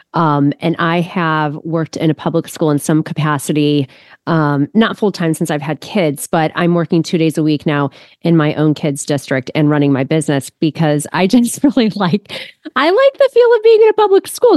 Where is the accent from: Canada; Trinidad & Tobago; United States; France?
United States; Ohio; also born or lived in Austin, Texas; I am from Ohio, but I m, lived in Austin, Texas for three years 'cause of my husband's work